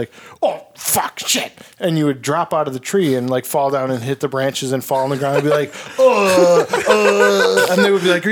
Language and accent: English; northern Wisconsin, United States; moved away; also born or lived in Minnesota; I grew up in northern Wisconsin